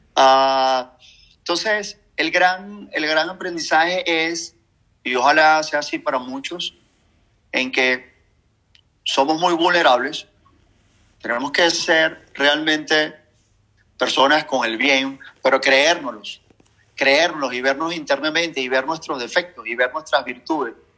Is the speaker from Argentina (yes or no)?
no; Venezuela; Como venezolano